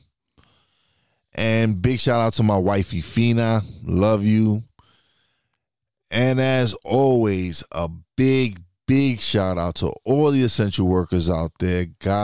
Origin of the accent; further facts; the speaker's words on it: New York City, New York, United States; moved away as an adult; also born or lived in Florida; now in Pocono Mountains, United States; I was born and raised in New York